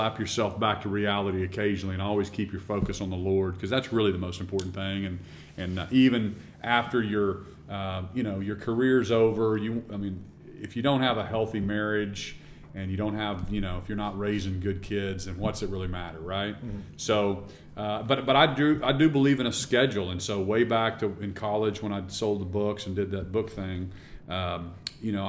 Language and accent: English; Norman, Oklahoma, United States; also born or lived in Stillwater, Oklahoma; I grew up in Norman, Oklahoma, and went to school in Stillwater